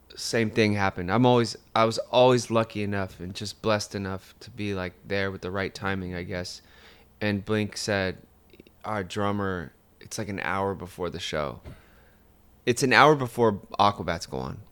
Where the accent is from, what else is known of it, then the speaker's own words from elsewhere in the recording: Fontana, California, United States; all my friends were Hispanic. that I grew up with in Fontana